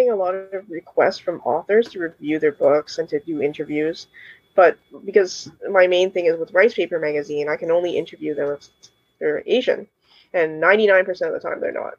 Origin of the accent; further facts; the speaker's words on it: Canada; Although I grew up here, I was born here